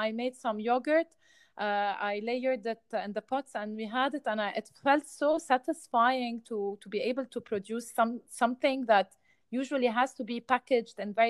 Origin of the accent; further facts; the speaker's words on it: Beirut, Beirut Governorate, Lebanon; I grew up in Beirut, and now luckily my parents, the family business is in food